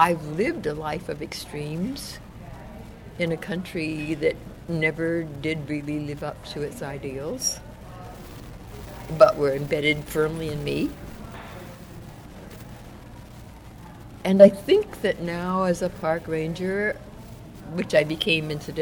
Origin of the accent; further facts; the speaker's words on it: Oakland, California, United States; also born or lived in New Orleans, Louisiana; I actually came into Northern California as a result of the 1927 Great Floods in New Orleans, which was our ancestral home